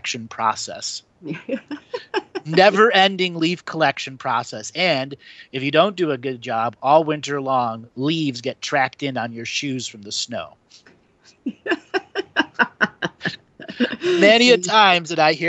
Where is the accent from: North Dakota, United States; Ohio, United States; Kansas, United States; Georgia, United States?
Ohio, United States; moved away; When I grew up in Ohio